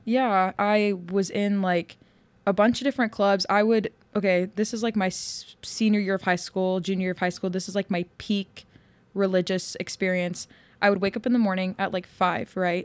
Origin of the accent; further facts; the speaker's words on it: Yuma, Arizona, United States; I grew up in Yuma, which is like very conservative.